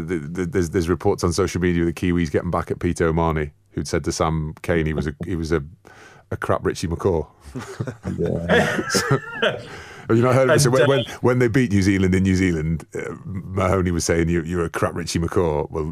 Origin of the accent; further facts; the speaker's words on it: Falkland Islands; I'm from the Falklands and it's my home nation.